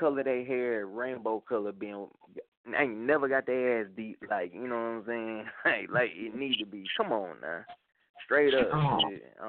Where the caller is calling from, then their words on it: Atlanta, Georgia, United States; Coming from down here in Atlanta, Georgia. What's up?